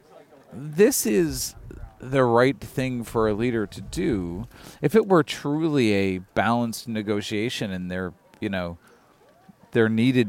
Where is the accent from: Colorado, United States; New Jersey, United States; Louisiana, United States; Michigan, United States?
Michigan, United States; Detroit; I grew up in Detroit